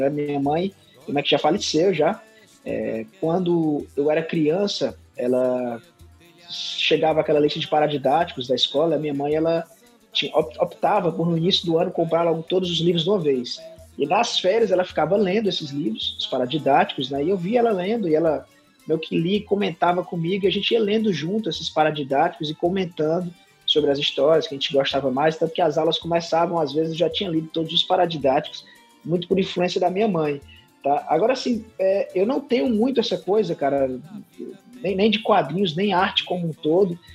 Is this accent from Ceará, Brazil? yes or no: yes; Sobral, Ceará, Brazil; mas assim, minha vida toda foi aqui, nasci em Sobral, minha mãe é legitimamente sobralense, meu pai, ele era do sul do Ceará, da região do Cariri, ele é de uma cidade chamada Milagres, né? então eu misturo dentro de mim o norte e o sul do Ceará, né?